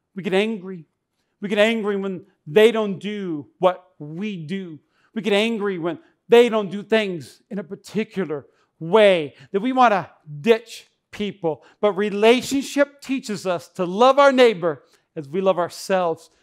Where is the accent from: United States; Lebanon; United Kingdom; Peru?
United States; North Dakota; now in Nevada, United States; I grew up in North Dakota